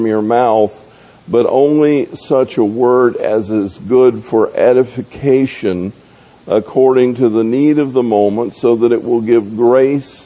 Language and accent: English; Tampa, Florida, United States; I grew up in Tampa